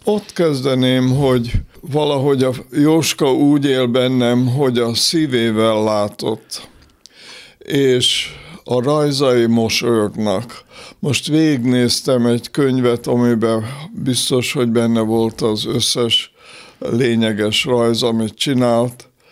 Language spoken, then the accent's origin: Hungarian; Békéscsaba, Békés, Hungary; moved away; also born or lived in Austria / Budapest; Békés Csabán születtem, ott éltem hét éves koromig